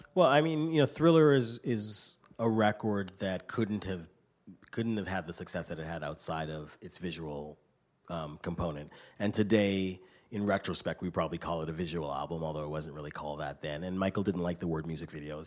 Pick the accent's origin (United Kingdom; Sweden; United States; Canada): Canada; I grew up in Canada